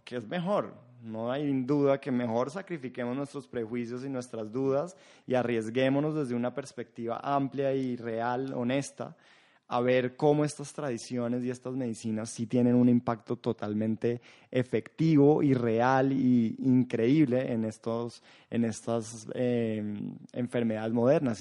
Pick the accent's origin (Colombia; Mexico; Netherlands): Colombia; siendo colombiano